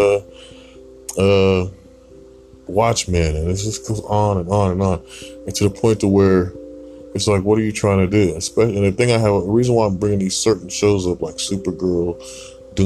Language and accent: English; Portland, Oregon, United States; I was born here in Portland.